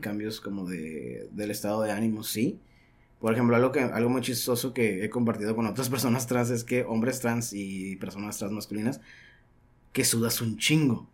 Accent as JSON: {"language": "Spanish", "town": "Caborca", "region": "Sonora", "country": "Mexico", "tie": "born or raised there", "also_born_or_lived": "Tijuana, Baja California", "moved": "yes", "lives_now": "Baja California, Mexico", "said": "nací en Caborca"}